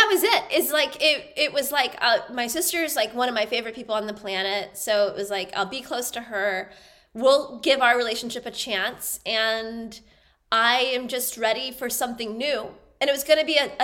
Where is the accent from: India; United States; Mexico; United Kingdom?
United States; Raleigh, North Carolina; moved away as an adult; also born or lived in Los Angeles, California; now in Germany; I'm born and raised in Raleigh.